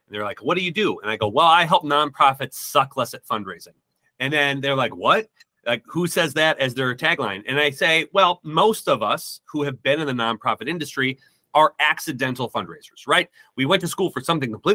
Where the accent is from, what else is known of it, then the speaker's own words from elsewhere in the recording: Midwest, United States; I'm from the Midwest